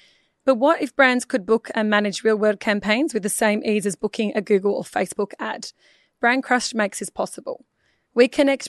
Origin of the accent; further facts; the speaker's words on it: Melbourne, Victoria, Australia; From Perth? Melbourne.